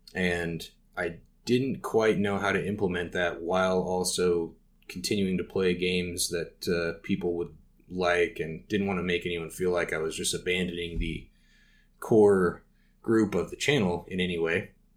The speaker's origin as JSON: {"language": "English", "town": "Casper", "region": "Wyoming", "country": "United States", "tie": "born or raised there", "said": "opened a game store here in my hometown called Next Level Games. If you're ever in Casper, Wyoming"}